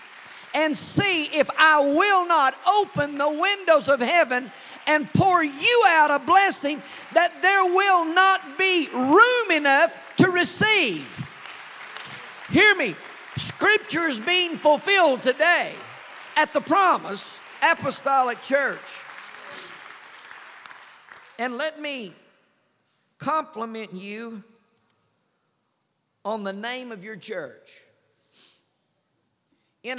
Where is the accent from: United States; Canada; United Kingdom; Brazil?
United States; I'm from Knox County